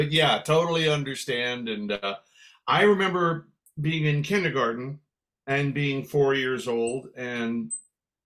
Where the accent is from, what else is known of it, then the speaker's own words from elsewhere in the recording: Daly City, California, United States; also born or lived in San Francisco; I was born in San Francisco and raised in Broadmoor Village, which is an unincorporated district right in the middle of, but not part of, Daly City.